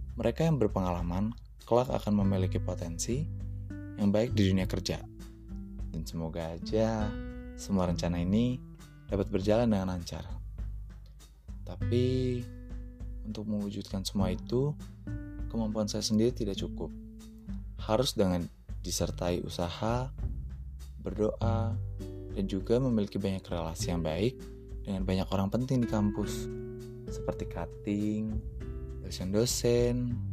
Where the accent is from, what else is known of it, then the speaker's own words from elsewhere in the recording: Jakarta, Indonesia; moved away as an adult; now in Sumatra, Indonesia; Saya berasal dari Jakarta